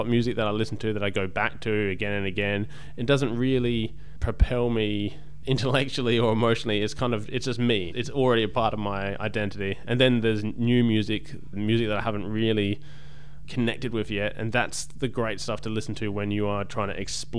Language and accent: English; Australia; it was a nice way of being happy about being Australian.